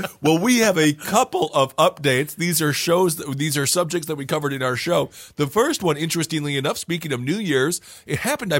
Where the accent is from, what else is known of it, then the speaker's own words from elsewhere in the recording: Wisconsin, United States; When I was growing up in Wisconsin, they didn't even let us know.